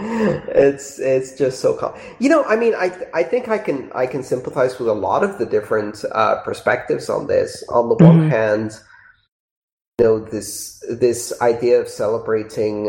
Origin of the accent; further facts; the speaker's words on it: United Kingdom; I'm British